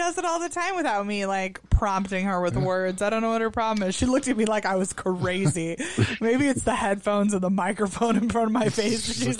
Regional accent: Michigan, United States; accent: Michigander

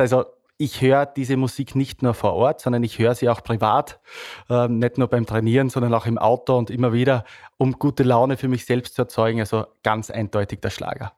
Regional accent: Styria, Austria; bin stolzer Steirer, äh, bin da wirklich sehr stolz auf meine Herkunft

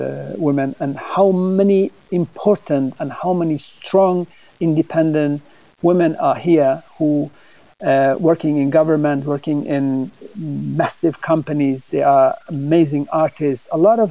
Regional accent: Sweden; because growing up in Sweden and have been working internationally

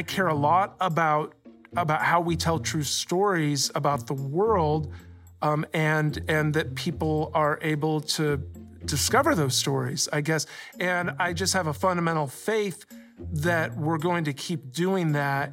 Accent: Columbus, Ohio, United States; I grew up in Columbus, Ohio.

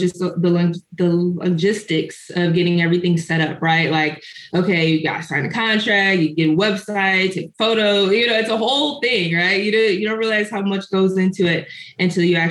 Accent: Chicago, Illinois, United States; moved away as an adult; now in San Antonio, United States; I am from the Chicagoland area, but I currently reside in San Antonio, Texas

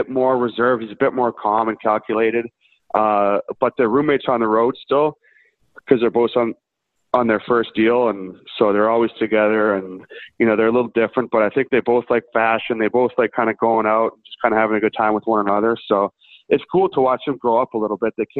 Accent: Vancouver, British Columbia, Canada; I grew up in Vancouver

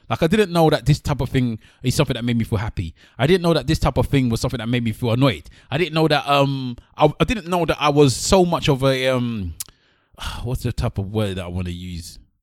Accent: Nigeria; as a Nigerian, we brought up in a Nigerian home

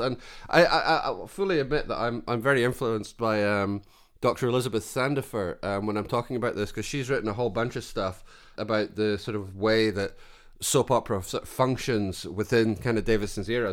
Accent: Scotland, United Kingdom; as a Scotsman

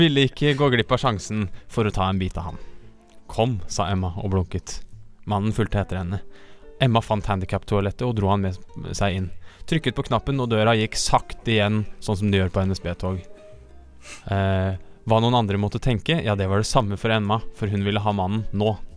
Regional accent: Mo, Innlandet, Norway; moved away; Det ligger i Mo, i en bitte lille kommune Nord-Odalen, som vil si rett siden av mitt hjemhus

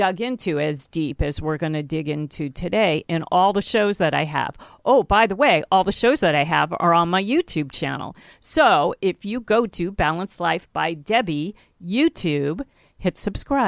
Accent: California, United States; I'm a California girl, too. I grew up here by the beach

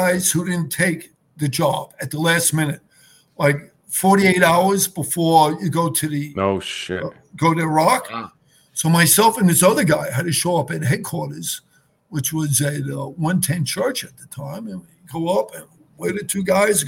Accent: New York City, New York, United States; I grew up in the Harbor section of Rockaway Beach

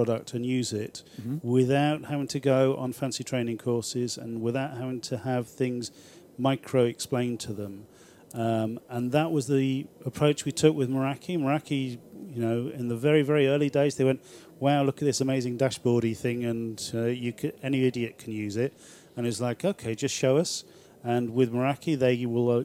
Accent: Libya; I was born in Libya

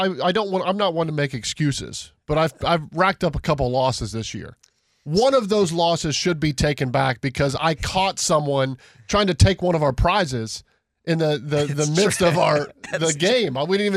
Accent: Cincinnati, Ohio, United States; growing up in Cincinnati

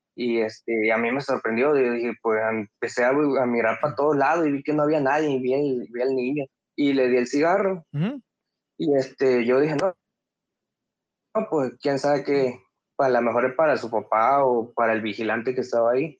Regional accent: Acayucan, Veracruz, Mexico; soy de Veracruz

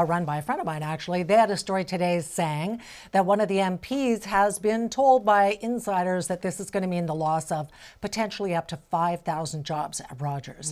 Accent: Alberta, Canada; now in British Columbia, Canada; I'm from Alberta. That's kind of my home weather

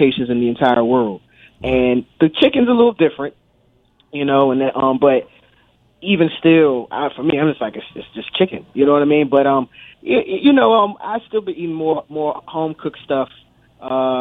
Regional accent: D.C. area, Prince George's County, Maryland, United States; I grew up D.C. area, PG County.

